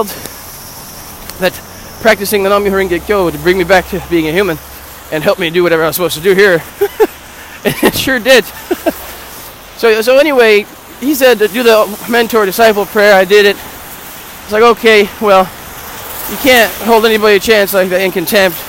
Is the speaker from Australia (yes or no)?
no; United States; I'm American